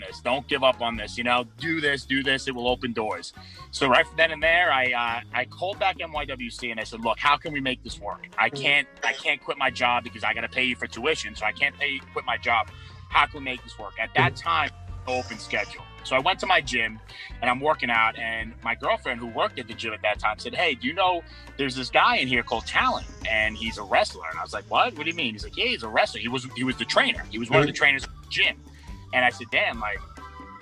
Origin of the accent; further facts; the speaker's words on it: New York City, New York, United States; I'm from Brooklyn